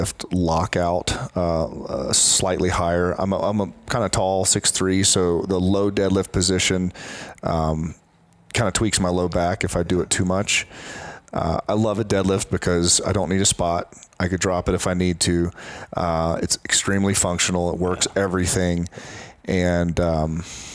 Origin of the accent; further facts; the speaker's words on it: Columbia, South Carolina, United States; I'm from Columbia, South Carolina